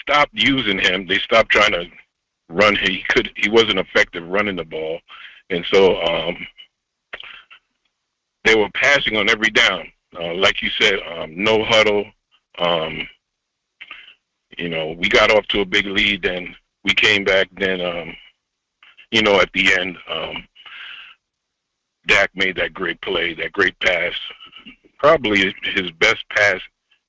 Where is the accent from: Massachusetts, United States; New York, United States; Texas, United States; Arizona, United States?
New York, United States; I'm from New York